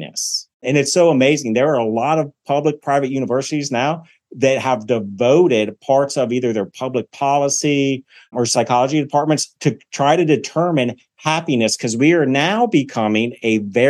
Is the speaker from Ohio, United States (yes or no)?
yes; Cincinnati, Ohio, United States; now in Columbus, Georgia, United States; I'm from Cincinnati, Ohio.